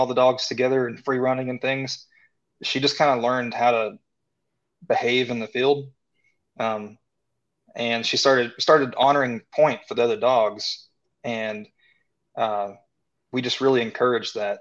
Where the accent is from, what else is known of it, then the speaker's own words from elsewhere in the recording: Tennessee, United States; I grew up in Tennessee